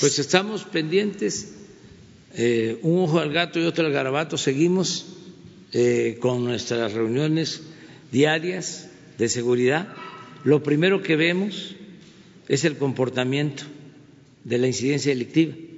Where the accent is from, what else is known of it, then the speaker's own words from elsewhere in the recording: Mexico; como mexicano